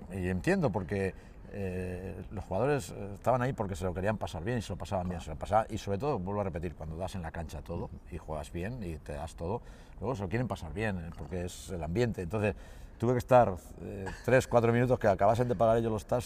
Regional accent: Castilla-La Mancha, Spain; moved away; also born or lived in Manresa / Gijón; yo soy manchego, eh, soy manchego y me adapté rápidamente y no, viví muy bien y yo siempre lo digo, yo viví en el core de la Cataluña Central

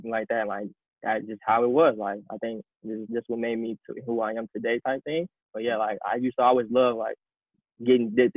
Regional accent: Matteson, Illinois, United States; also born or lived in Iowa City, Iowa; I'm from the South Suburbs of Chicago. I live in Matteson, Illinois

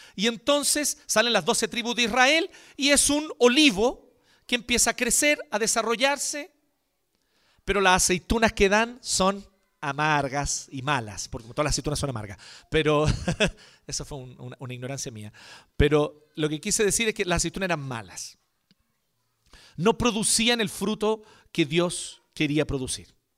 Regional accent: Chile; Antes que chileno

